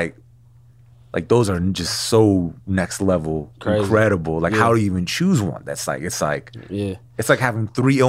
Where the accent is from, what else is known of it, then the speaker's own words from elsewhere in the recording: West Coast, United States; Like, growing up on the West Coast, yeah. I grew up on the West Coast.